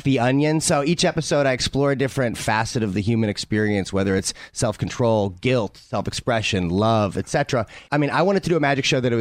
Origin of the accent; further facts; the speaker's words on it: St. Louis, Missouri, United States; I grew up in St. Louis, Missouri